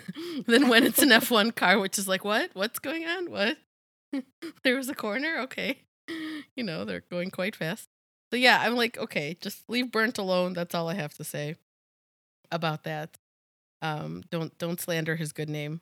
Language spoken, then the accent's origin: English; United States